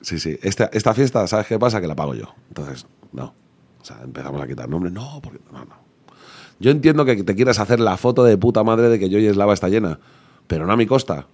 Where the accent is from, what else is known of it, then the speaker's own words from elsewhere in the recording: Leganés, Community of Madrid, Spain; yo soy de Leganés yo soy rockero de toda la vida